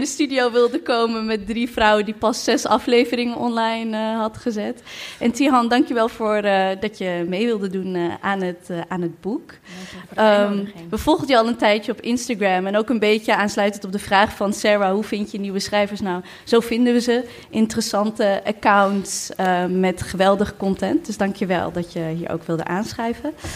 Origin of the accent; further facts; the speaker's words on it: Maarssen, Utrecht, Netherlands; Ik ben opgegroeid in Maarsen.